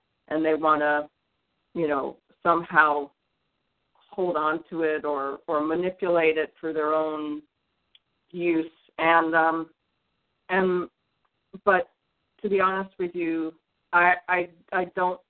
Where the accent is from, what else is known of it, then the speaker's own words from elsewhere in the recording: Detroit, Michigan, United States; I was born in the Midwest. I was born in Detroit, and when I was young, there were just, I lived in this like new housing development in Detroit